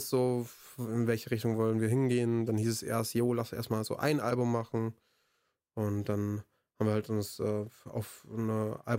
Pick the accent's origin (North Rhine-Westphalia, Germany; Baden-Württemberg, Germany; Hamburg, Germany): North Rhine-Westphalia, Germany; Bonn; Also ich identifiziere mich schon als Bonner, aber nicht nur als Bonner.